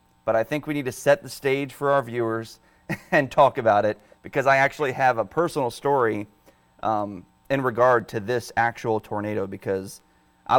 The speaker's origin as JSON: {"language": "English", "town": "Dale City", "region": "Virginia", "country": "United States", "said": "I'm from Dale City, Virginia"}